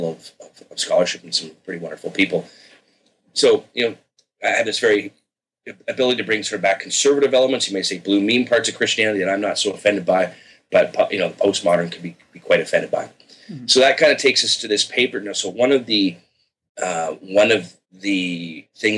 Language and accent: English; Victoria, British Columbia, Canada; I grew up secular in Canada. In Victoria on the West Coast